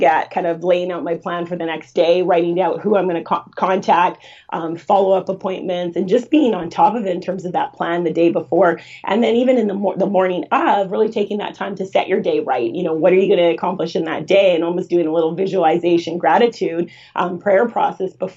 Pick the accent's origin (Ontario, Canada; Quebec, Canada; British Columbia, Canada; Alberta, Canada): British Columbia, Canada; Vancouver; I grew up in Vancouver